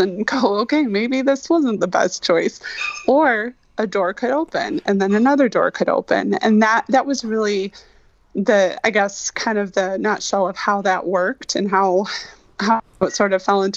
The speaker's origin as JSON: {"language": "English", "region": "Michigan", "country": "United States", "tie": "born or raised there", "said": "growing up in Michigan, we sort of fell into being default Tigers fans."}